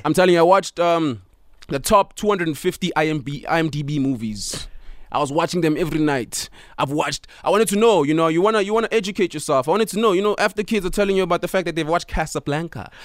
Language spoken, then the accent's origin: English; Pretoria, Gauteng, South Africa; I am from Pretoria